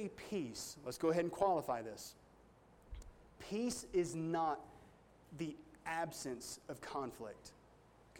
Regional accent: United States; me as an American

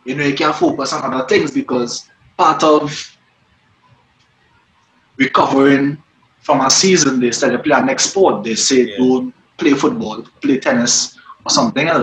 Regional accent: Port of Spain, Trinidad & Tobago; I was born and raised in Port of Spain, Shafford Courts.

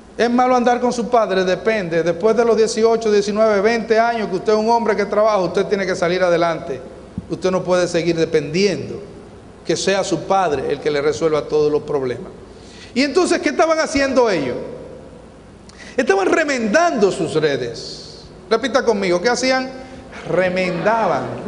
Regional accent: Sabana de la Mar, Hato Mayor, Dominican Republic; Yo nací en Sabana de la Mar, en una región de pescadores

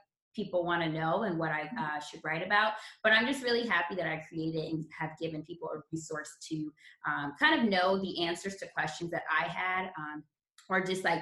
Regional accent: Los Angeles, California, United States; my hometown is Los Angeles.

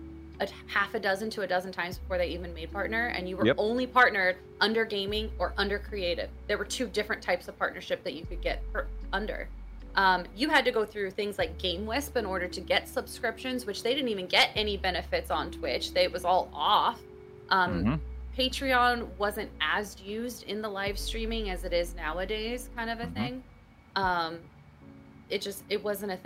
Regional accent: California, United States; moved away as an adult; now in Connecticut, United States; I'm originally from California

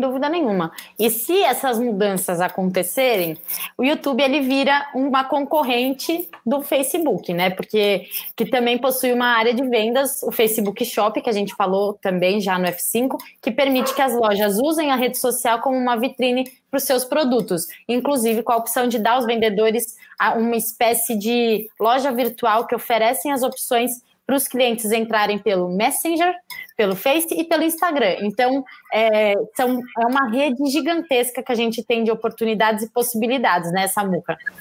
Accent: Brazil

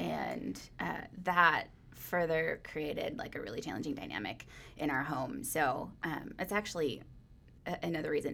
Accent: Phillips, Wisconsin, United States; also born or lived in Woodruff, Wisconsin; my family moved to Phillips, Wisconsin. So, uh, that is a very small town up in the middle of nowhere. There are lots of beautiful lakes there, though.

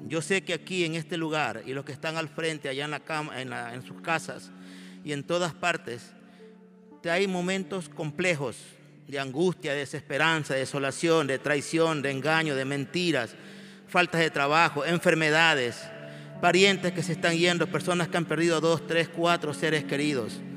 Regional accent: Ecuador; de la iglesia del Ecuador. Clamamos por nuestro país

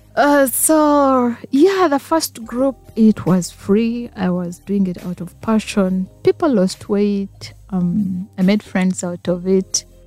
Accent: Masindi, Western Region, Uganda; also born or lived in Fort Portal; I'm a Ugandan. Mm-hmm. I'm a Mtora by tribe

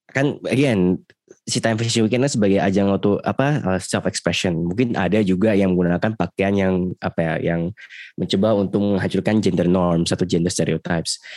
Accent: Special Region of Yogyakarta, Indonesia; aku bukan orang Jakarta aku tidak merasakannya

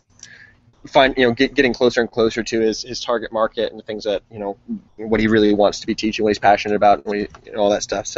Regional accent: Ohio, United States; moved away as an adult; also born or lived in North Carolina / California; now in Austin, United States; I was raised mostly in Ohio

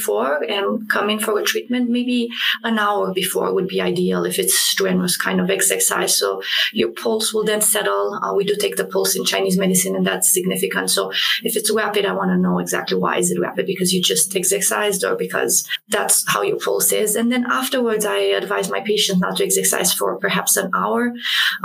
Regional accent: Romania; moved away; I grew up in Romania

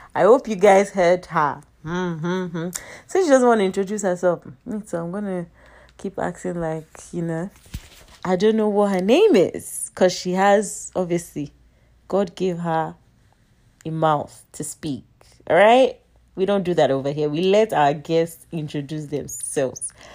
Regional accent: Nigeria; I'm Nigerian

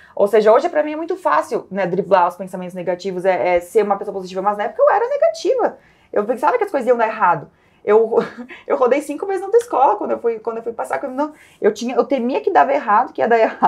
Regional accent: Caxias do Sul, Rio Grande do Sul, Brazil; minha história come começa em Caxias do Sul, sou lá do Sul

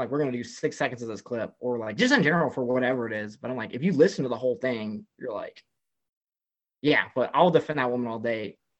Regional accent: the South, United States; Like, I grew up in the South. I grew up on like Southeastern Conference sports, Big 12 sports.

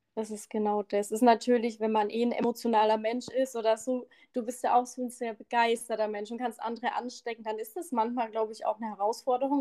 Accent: the Bamberg area, Bavaria, Germany; accent: Franconian; dass wir wahrscheinlich am Ende beide voll fränkeln, weil ich ja auch aus der Gegend komme.

